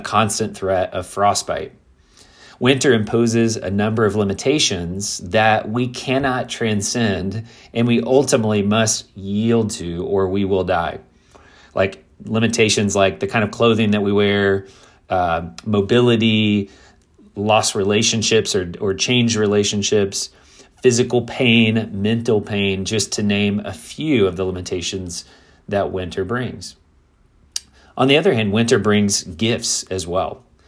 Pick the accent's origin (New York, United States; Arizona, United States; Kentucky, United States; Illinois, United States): Kentucky, United States; moved away as an adult; also born or lived in South Florida / Midwest; I grew up in Kentucky